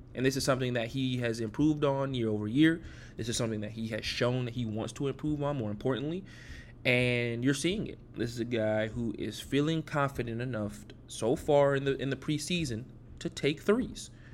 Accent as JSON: {"language": "English", "town": "Atlanta", "region": "Georgia", "country": "United States", "tie": "born or raised there", "said": "born and raised in Atlanta, Georgia"}